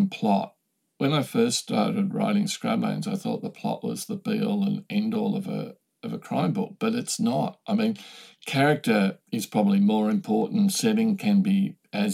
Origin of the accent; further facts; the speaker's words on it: Australia; I'm Australian